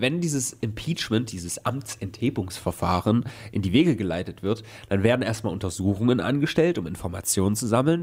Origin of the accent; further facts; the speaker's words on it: Germany; wer sind wir Deutsche dann noch?